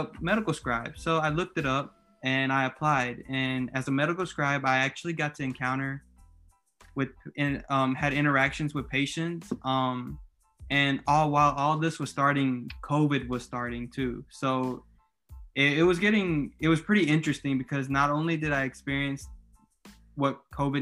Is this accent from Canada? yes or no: no; Louisiana, United States; also born or lived in Mississippi; I moved back home to my hometown in Louisiana